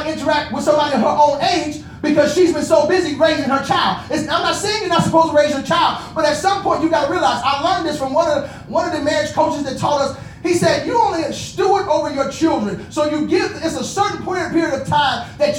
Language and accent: English; Inglewood, California, United States; I'm from Inglewood